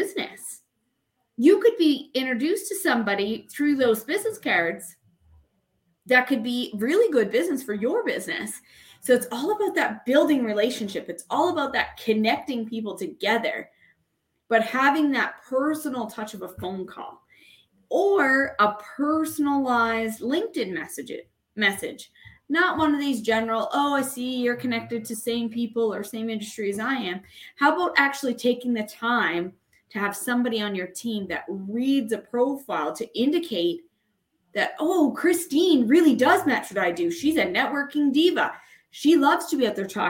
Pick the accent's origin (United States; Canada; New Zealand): Canada; I am from Canada